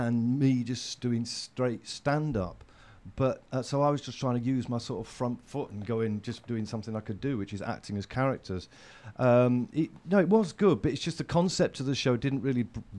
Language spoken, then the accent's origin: English; Sheffield, Yorkshire and the Humber, United Kingdom; I grew up in Sheffield.